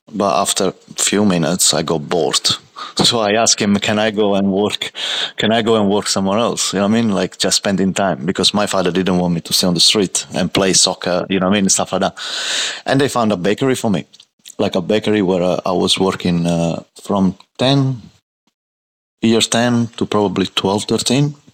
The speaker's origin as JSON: {"language": "English", "town": "Martina Franca", "region": "Apulia", "country": "Italy", "tie": "born or raised there", "moved": "as an adult", "lives_now": "Australia", "said": "in, and raised in Martina Franca, which is a small city in uh, Puglia."}